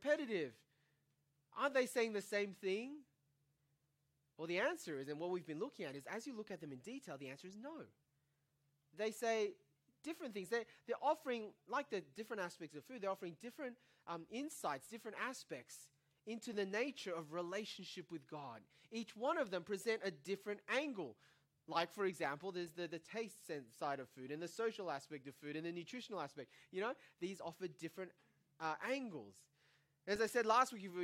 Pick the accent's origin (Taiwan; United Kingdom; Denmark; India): Taiwan; now in Australia; growing up in Taiwan